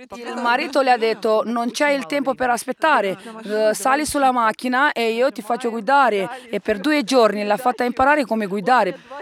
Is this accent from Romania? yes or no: yes; Romania; Italian is a second language; moved away as an adult; also born or lived in Rome, Italy; ho vissuto per 17 anni a Roma. E tre anni fa sono tornata qui a, eh, nel mio paese, in Romania